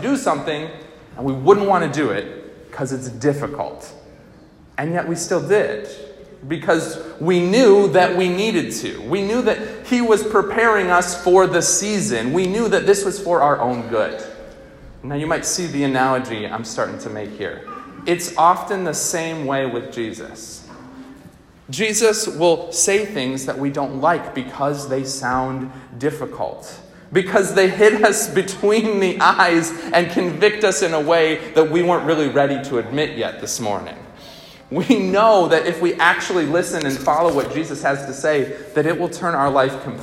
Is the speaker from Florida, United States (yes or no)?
no; Albany, New York, United States; I grew up in Albany, New York